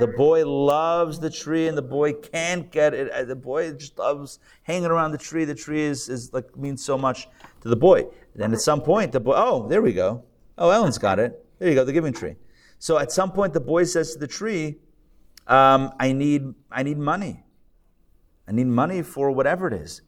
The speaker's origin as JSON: {"language": "English", "country": "Israel", "tie": "born or raised there", "said": "I'm Israeli, by the way. I was born in Israel"}